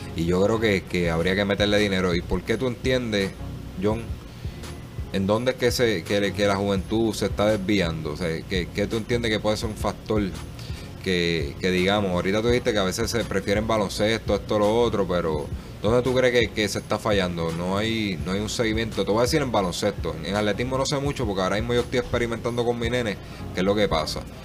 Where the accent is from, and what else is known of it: Puerto Rico